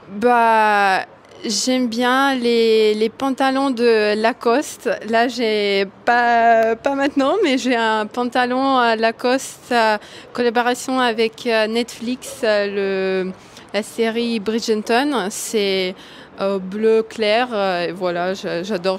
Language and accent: French; Moscow, Russia; now in Boulogne-Billancourt, France; je suis née à Moscou et ça fait, je pense, deux ans. J'habite à Bologne